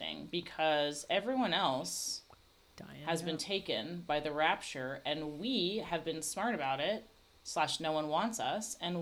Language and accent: English; Florida, United States; moved away; I'm making the trip back to Florida. I'm going to start a multi-episode a series where I go back to my hometown